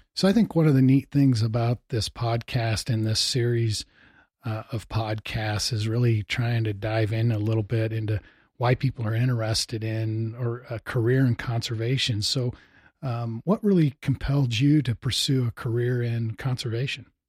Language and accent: English; Missouri, United States; now in Bozeman, United States; I enjoyed, uh, turkey hunting when I grew up in Missouri.